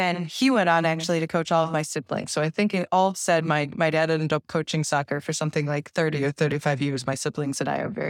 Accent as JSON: {"language": "English", "town": "Bay Village", "region": "Ohio", "country": "United States", "tie": "born or raised there", "said": "I grew up in Bay Village, Ohio, which is a small suburb just west of Cleveland"}